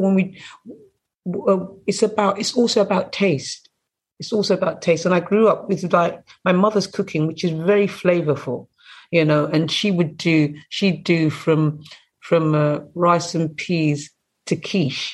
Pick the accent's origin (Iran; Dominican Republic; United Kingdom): United Kingdom; England; I grew up in England